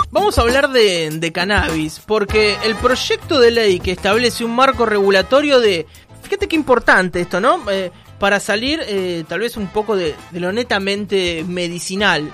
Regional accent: Argentina; los argentinos somos irrecuperables

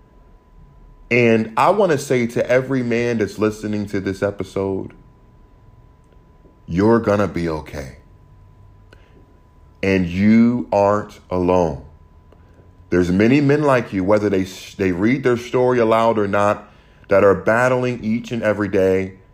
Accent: United States; growing up in America

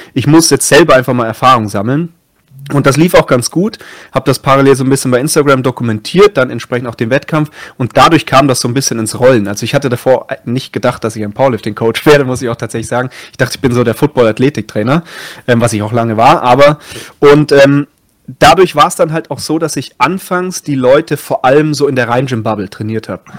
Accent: Munich, Erding district, Bavaria, Germany; moved away as an adult; also born or lived in Passau; ich komme ursprünglich aus München, also in München geboren, habe dann vor allem so im Erdinger Landkreis gewohnt

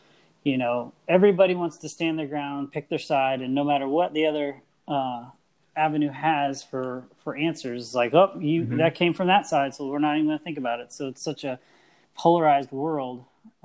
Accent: Midwest, United States; I grew up in the Midwest, always surrounded with like zero diversity

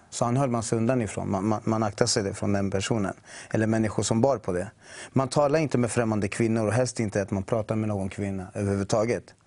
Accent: Chile; now in Sweden; jag är från Chile mm. ursprungligen

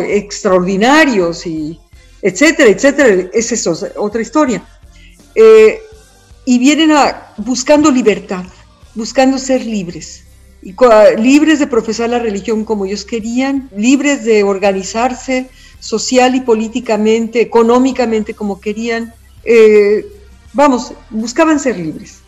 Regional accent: Mexico; soy mexicana

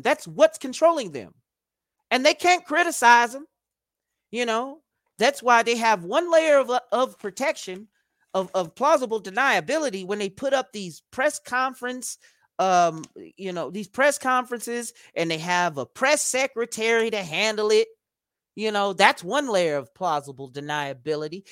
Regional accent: United States; as an American

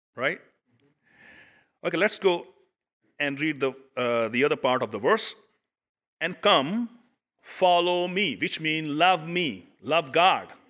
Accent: Pakistan; now in United States; I come from Pakistan

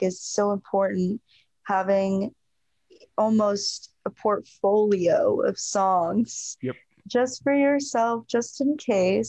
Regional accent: Northern Virginia, United States; moved away as an adult; also born or lived in Arizona; now in Nashville, United States; I'm from Northern Virginia

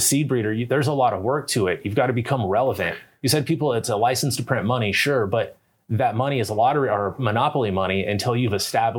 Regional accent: Colorado, United States; Like, I'm from Colorado. Here's my weed. I'm proud.

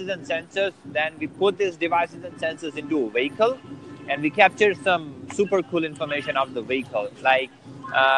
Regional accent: India; I'm from India

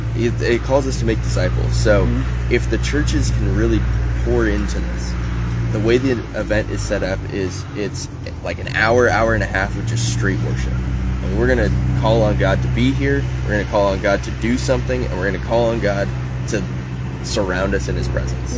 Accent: Los Angeles, California, United States; moved away as an adult; now in Oregon, United States; being an athlete from

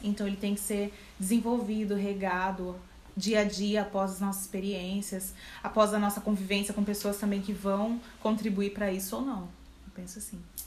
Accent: Campinas, São Paulo, Brazil; sou aqui de Campinas

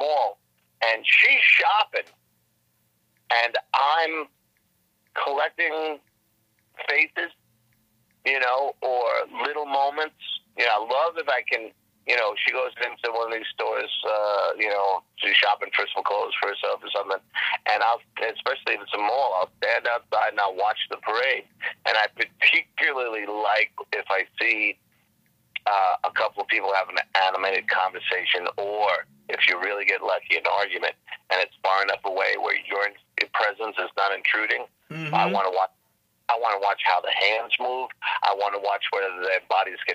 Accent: New York City, New York, United States; moved away; I grew up in the Bronx with brick and cement

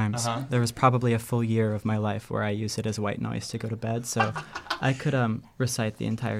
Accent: Chicago, Illinois, United States; I'm a Chicago, born and raised, Chicago native.

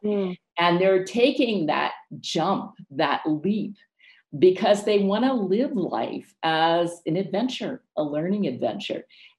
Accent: United States; moved away; And also the United States, of course, is my home country. I'll always be a US citizen, gave me opportunities, and I still work with so many clients there.

